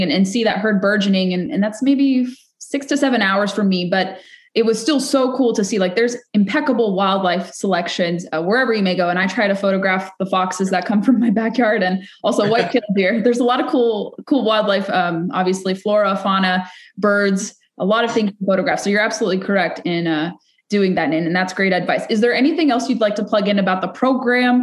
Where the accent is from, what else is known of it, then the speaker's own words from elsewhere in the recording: Orange County, California, United States; I grew up in Orange County